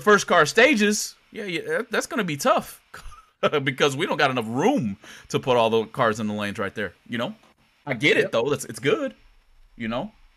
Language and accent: English; United States; It is in my hometown, Worldwide Technology